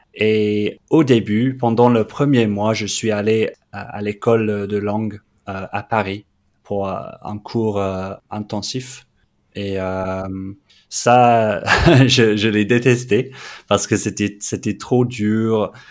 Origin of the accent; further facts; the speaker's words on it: London, United Kingdom; French is a second language; moved away as an adult; also born or lived in Australia; now in Montpellier, France; Le français n'est pas ma langue maternelle. Je suis anglais de Londres